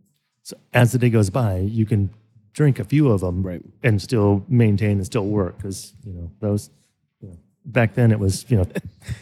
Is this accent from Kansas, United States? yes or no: yes; Kansas, United States; I grew up in Kansas, kind of you know, on a farm.